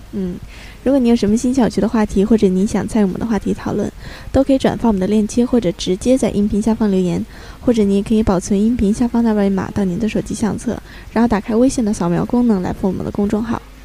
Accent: China; now in Australia; 我小的时候在那个国内的时候

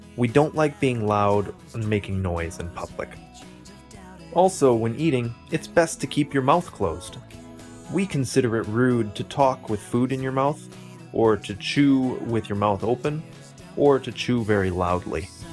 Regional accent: United States; my hometown has around 80,000 people. It has an airport

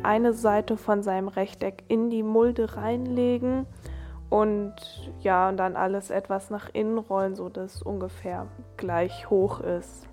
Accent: Germany; als Deutscher

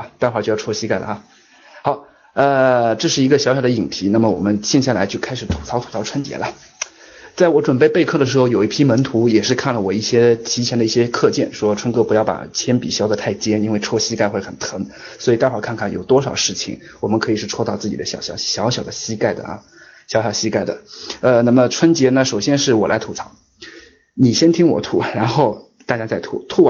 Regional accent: China; moved away as an adult; now in Shanghai, China; 我老家就在上海周边

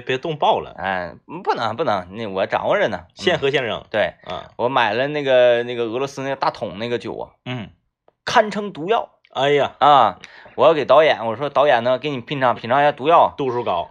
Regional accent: Baishan, Jilin, China; 我是出生在那里

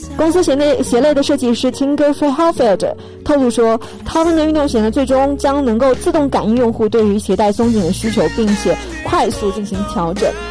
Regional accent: China; 我们中国人

